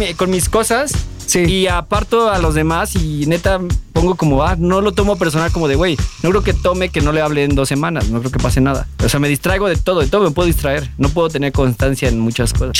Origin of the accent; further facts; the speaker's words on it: Mexico; como mexicanos